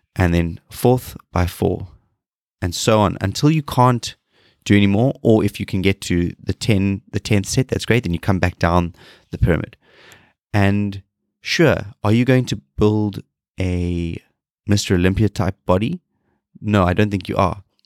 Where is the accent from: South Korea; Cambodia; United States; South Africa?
South Africa; moved away; I am a South African